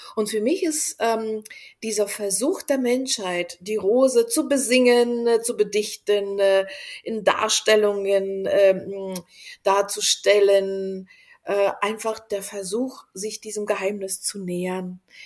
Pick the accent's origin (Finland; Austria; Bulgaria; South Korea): Bulgaria; moved away; also born or lived in Berlin; ich bin doch Bulgarin